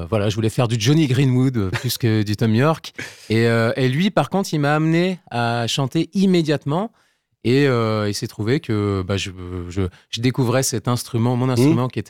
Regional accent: near Pontivy, central Brittany, France; dans mon bled à Pontivy en centre-Bretagne. Enfin, Pontivy, c'est la grande ville. Moi, j'habitais pas j'étais vraiment dans, en dans un tout petit bled.

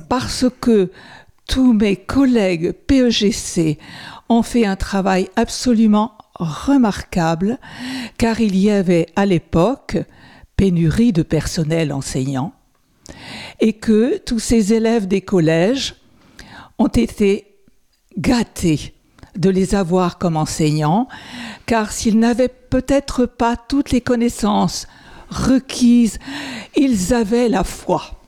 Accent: Sarthe, Pays de la Loire, France; je suis sartoise, ma famille est sartoise depuis le XVIe siècle

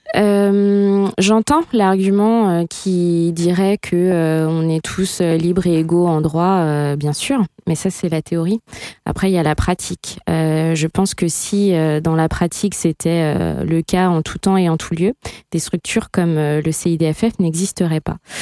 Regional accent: south of the Sarthe, Pays de la Loire, France; moved away; j'ai grandi dans un milieu euh, extrêmement rural, je viens du sud de la Sarthe.

